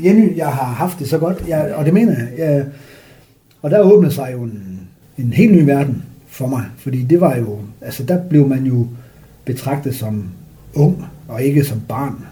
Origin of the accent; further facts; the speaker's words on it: Frederikshavn, North Denmark Region, Denmark; moved away; also born or lived in Hobro; jeg er vokset op i Frederikshavn